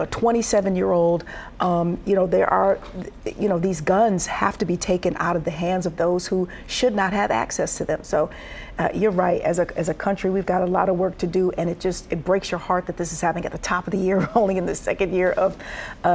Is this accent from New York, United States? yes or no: no; Detroit, Michigan, United States; I'm from Detroit